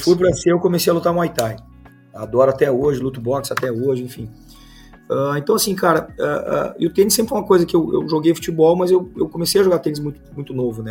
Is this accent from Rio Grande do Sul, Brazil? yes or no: yes; Gaúcho, Rio Grande do Sul, Brazil; como bom gaúcho